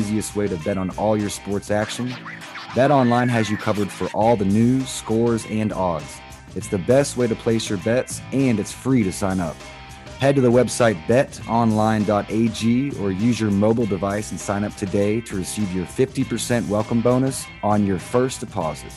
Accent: Florida, United States; I grew up in Florida as well.

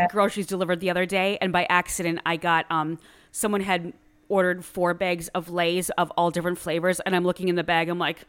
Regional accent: Wisconsin, United States; moved away; I'm originally from Wisconsin, and that would be so far away, and it's I grew up in a very rural area, so it would be a two-hour drive to Minneapolis, Minnesota

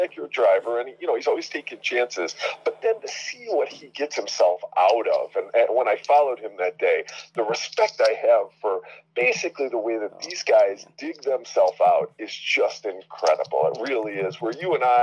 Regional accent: Tonawanda, New York, United States; growing up in Tonawanda, New York

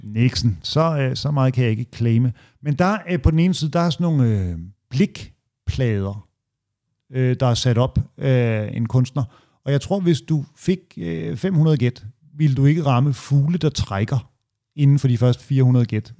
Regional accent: Hørsholm, Capital Region of Denmark, Denmark; der, hvor min mor bor i Ådalsparken, hvor jeg voksede op

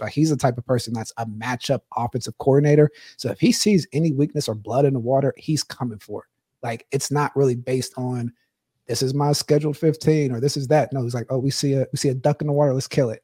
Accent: Pittsburgh, Pennsylvania, United States; I'm from Pittsburgh

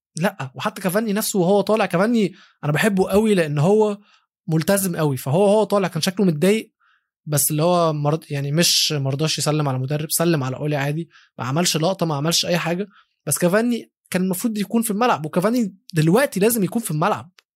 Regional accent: Egypt; بما اني عربي وبما اني مصري

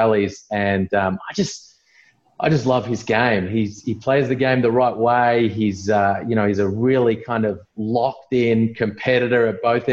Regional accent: Melbourne, Victoria, Australia; I'm in Melbourne in Victoria, Australia

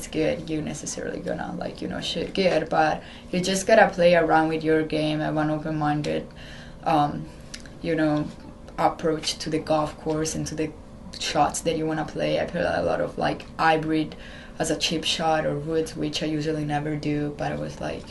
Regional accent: Italy; English is a second language; moved away as an adult; now in Maryland, United States; I'm traveling with the Italian national team since I was 12.

